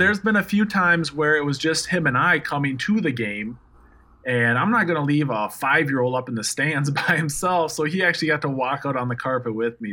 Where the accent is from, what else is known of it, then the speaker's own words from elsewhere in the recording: Minnesota, United States; moved away; I'm from Minnesota.